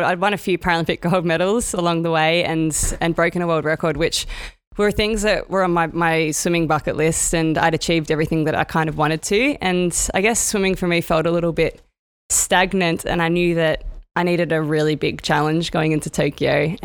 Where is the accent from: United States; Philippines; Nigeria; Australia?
Australia; Sydney, New South Wales; my hometown here